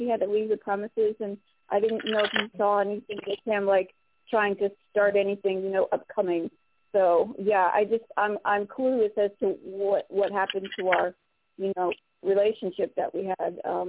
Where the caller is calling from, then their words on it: Florida, United States; from Florida.